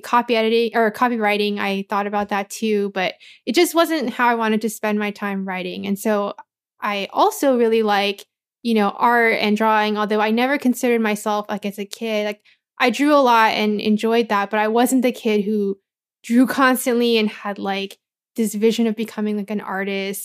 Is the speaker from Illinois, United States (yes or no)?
no; Anaheim, California, United States; also born or lived in Cypress, California; I grew up in Anaheim, but I went to school in Cyprus